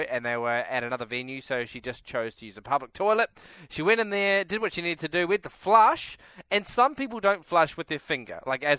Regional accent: New Zealand; moved away; And it's from my home country.

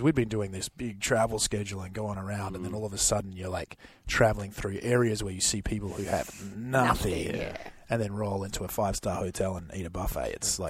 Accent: Perth, Western Australia, Australia; moved away as an adult; also born or lived in New York; 20 years in New York, but born and raised in Perth.

